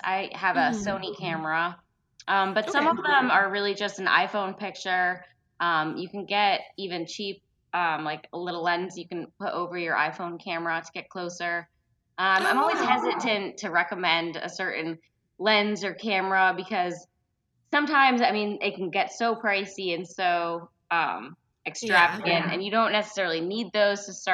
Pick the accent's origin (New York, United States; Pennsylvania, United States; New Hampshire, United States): New York, United States; upstate; now in Central Florida, United States; I was originally from upstate New York